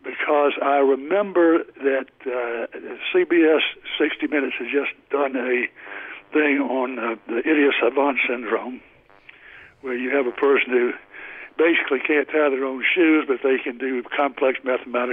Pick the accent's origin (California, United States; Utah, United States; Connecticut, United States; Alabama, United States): Alabama, United States; Mobile; also born or lived in New York City / Washington; I was raised in Mobile, Alabama, which is on the coast, and I live across the bay from Mobile in Mobile Bay